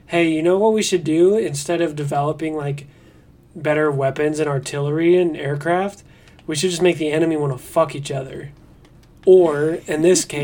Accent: Netherlands; I'm from Holland. Isn't that weird?

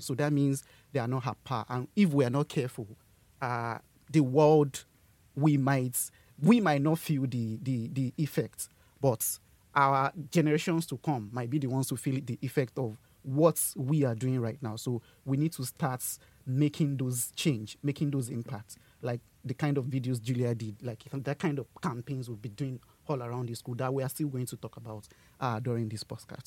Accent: Yorubaland, Nigeria; moved away as an adult; now in Bradford, United Kingdom; I'm from uh, Nigeria. I'm the secretary of a uh, Sustainability Society and from Nigeria I'm from the Yoruba

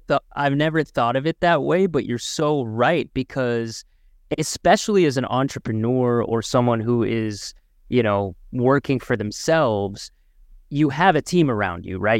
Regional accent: Markham, Ontario, Canada; Alex and I grew up in Markham, the Greater Toronto Area

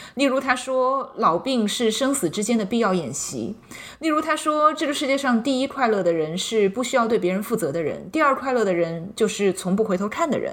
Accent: China; now in United States; 这也是我们中国人在不断的碰壁中，不断的一次次的成长过程的兜头冷水中学会的一种生存智慧吧

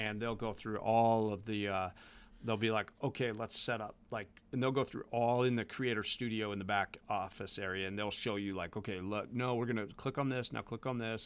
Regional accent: Las Vegas, Nevada, United States; moved away; I grew up in Las Vegas

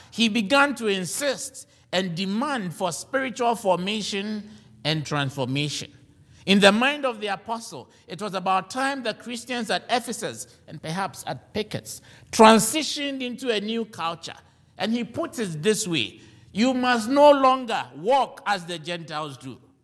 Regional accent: Ghana; now in United States; I am a Ghanaian

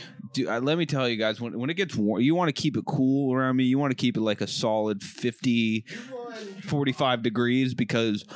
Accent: Buzzards Bay, Massachusetts, United States; now in Los Angeles, United States; my hometown

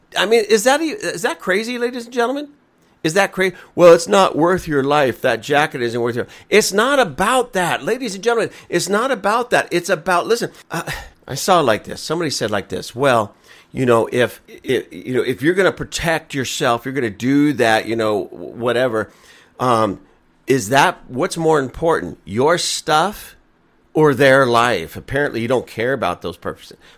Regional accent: Lancaster, United States; we're all from Lancaster. We all live here. This is our home

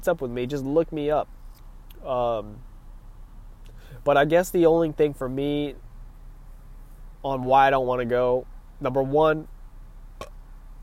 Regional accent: California, United States; I'm from California

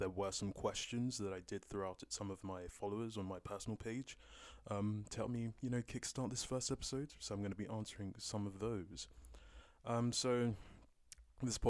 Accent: London, United Kingdom; I'm a Londoner, born and raised, born in East London, raised in North London

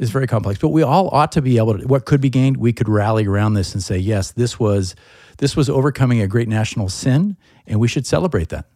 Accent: United States; as an Irish American, European American, I'm proud of my country

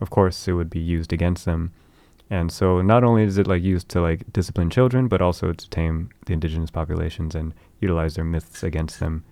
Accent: Bay Area, California, United States; in that hometown that I was from in the Bay Area

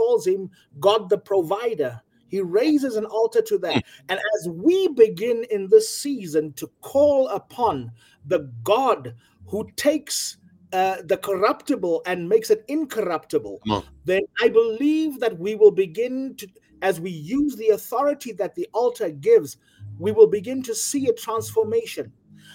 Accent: South Africa; here in South Africa

